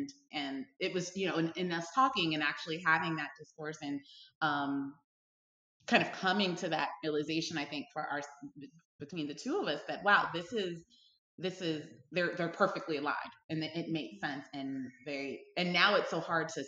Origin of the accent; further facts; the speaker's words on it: Brooklyn, New York, United States; I grew up in Brooklyn, New York, and went to school in high school in Manhattan.